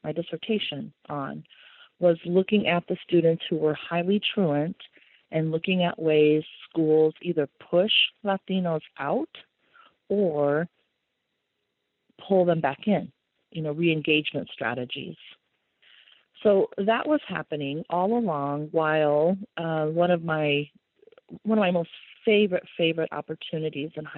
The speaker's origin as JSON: {"language": "English", "region": "Nebraska", "country": "United States", "tie": "born or raised there", "said": "I was born and raised here in Nebraska, and my heritage, my lineage is from Mexico"}